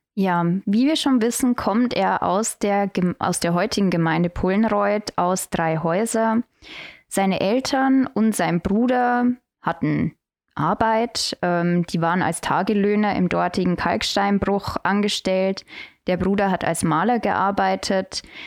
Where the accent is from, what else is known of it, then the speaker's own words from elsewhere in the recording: Tirschenreuth district, Bavaria, Germany; im Landkreis Tirschenreuth und das ist meine Heimat